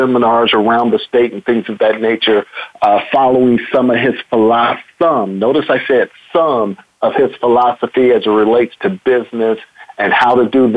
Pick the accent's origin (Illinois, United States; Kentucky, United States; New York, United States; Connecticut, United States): Illinois, United States; Chicago; moved away as an adult; now in Texas, United States; I grew up in Chicago on the South Side